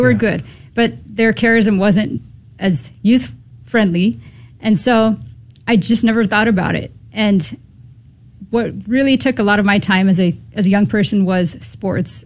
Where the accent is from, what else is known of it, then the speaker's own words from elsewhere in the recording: Southern California, United States; I was born and raised in Southern California